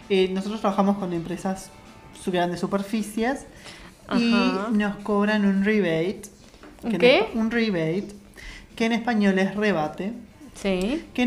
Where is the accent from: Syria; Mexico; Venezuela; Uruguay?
Uruguay; now in Montevideo, Uruguay; Acá los montevideanos se hacen los finos y dicen mesada. Y nosotros en mi pueblo decimos fogón.